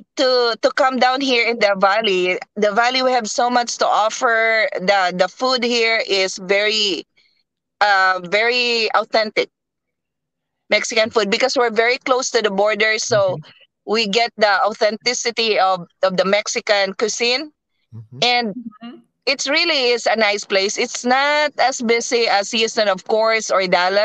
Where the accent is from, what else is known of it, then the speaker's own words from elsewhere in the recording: Philippines; now in Texas, United States; us Filipinos